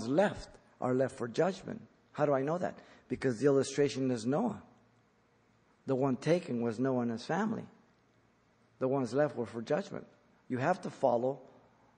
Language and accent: English; Mexico; now in United States; I was born in Mexico